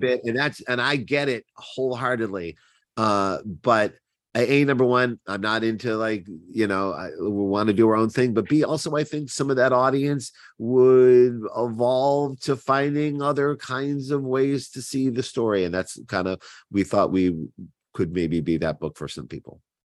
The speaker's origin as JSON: {"language": "English", "town": "Cleveland", "region": "Ohio", "country": "United States", "accent": "Cleveland", "said": "my Cleveland accent"}